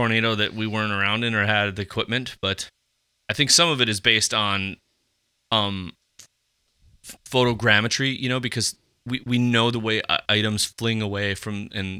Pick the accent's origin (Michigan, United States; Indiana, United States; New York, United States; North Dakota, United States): North Dakota, United States; Fargo; But we're originally from Fargo.